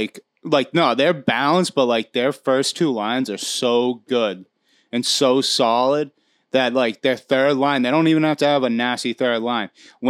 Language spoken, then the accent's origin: English; Canada; You're from the United States. I'm from Canada.